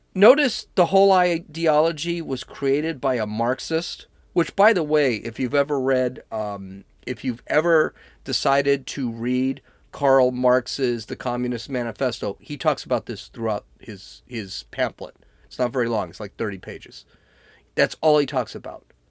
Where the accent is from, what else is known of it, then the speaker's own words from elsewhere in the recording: United States; I'm an American